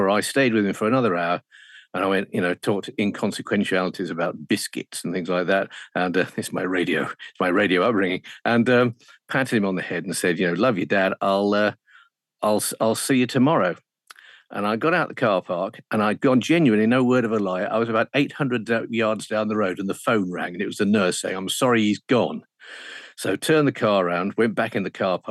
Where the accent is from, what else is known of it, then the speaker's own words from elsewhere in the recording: Walsall, West Midlands, United Kingdom; moved away as an adult; also born or lived in Birmingham / Hull; At Walsall in the West Midlands